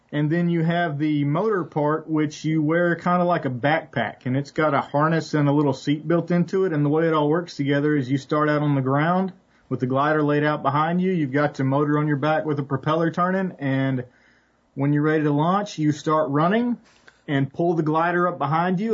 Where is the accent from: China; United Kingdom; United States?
United States; West Tennessee; I grew up in West Tennessee